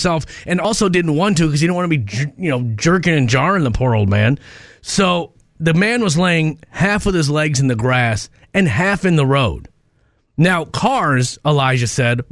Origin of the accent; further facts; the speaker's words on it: Minnesota, United States; moved away; also born or lived in Texas; I was from Minnesota